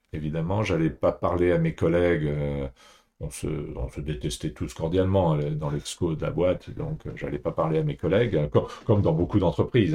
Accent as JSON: {"language": "French", "town": "Paris", "region": "Île-de-France", "country": "France", "tie": "born or raised there", "also_born_or_lived": "Asia / Singapore", "moved": "as an adult", "said": "j'ai grandi à Paris"}